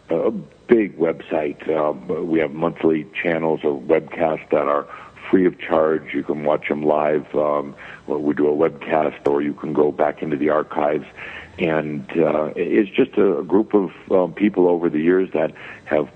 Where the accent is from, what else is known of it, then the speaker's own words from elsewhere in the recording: Midwest, United States; I was born and raised in the Midwest, Catholic background